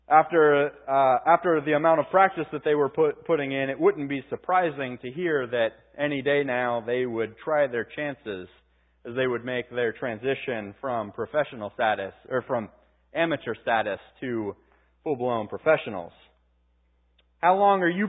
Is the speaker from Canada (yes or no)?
no; Pittsburgh, Pennsylvania, United States; my hometown, Pittsburgh Penguins